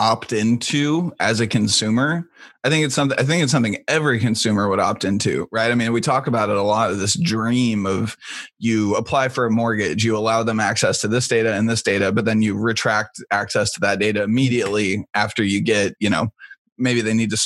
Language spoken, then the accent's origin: English; Midwest, United States; as a Midwesterner